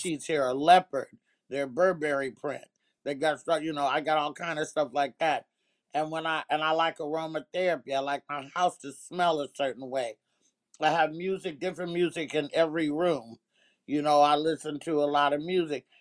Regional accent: Oakland, California, United States; also born or lived in Arkansas; being in them streets in Oakland

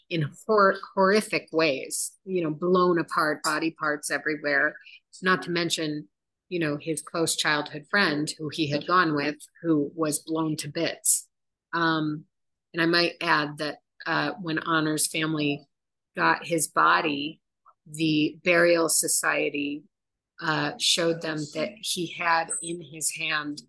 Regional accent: United States; also born or lived in Chicago; now in Israel; we're American.

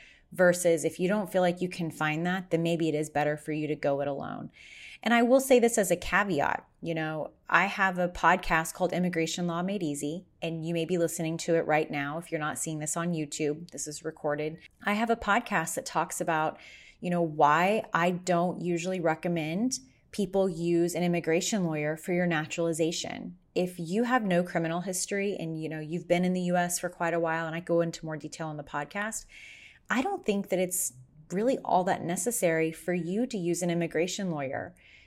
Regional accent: Las Vegas, Nevada, United States; because I'm from Vegas, where I went to law school, people are always asking me for connections in Vegas.

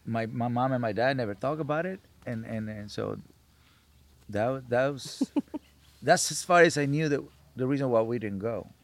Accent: Culiacán, Sinaloa, Mexico; now in California, United States; when I grew up in Mexico

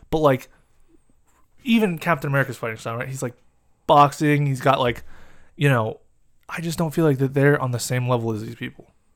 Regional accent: United States; we're American

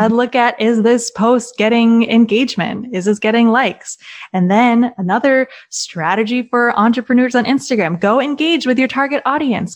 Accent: Maryland, United States; moved away as an adult; also born or lived in Los Angeles; now in Nashville, United States; I'm originally from Maryland.

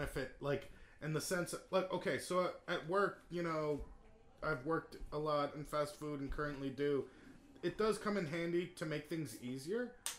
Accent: United States; I'm American.

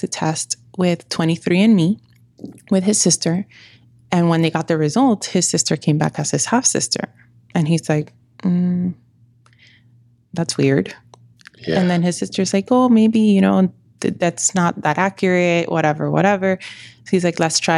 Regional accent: New York, United States; I'm from New York

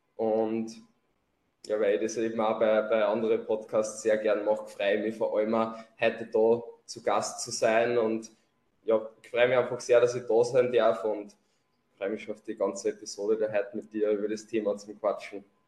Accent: Lower Austria, Austria; accent: Lower Austrian dialect; komme aus Niederösterreich, deswegen auch mein Dialekt.

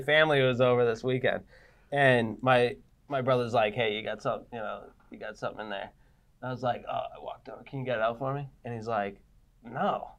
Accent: Burlington, Massachusetts, United States; Burlington, Mass. Grew up Burlington, Mass.

